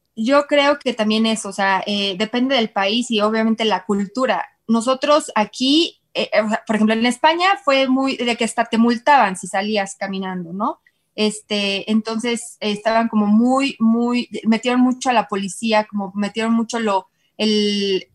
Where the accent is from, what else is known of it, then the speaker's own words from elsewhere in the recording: Querétaro, Mexico; yo soy de Querétaro